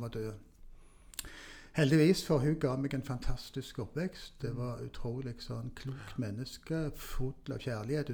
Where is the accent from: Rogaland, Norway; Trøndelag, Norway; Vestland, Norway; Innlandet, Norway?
Rogaland, Norway; Stavanger; det var der jeg vokste opp